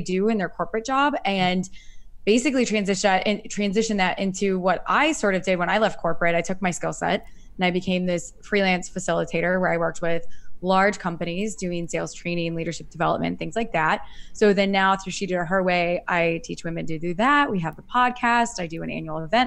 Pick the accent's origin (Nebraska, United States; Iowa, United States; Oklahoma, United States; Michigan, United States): Iowa, United States; now in Chicago, United States; I'm originally from Iowa and I grew up there.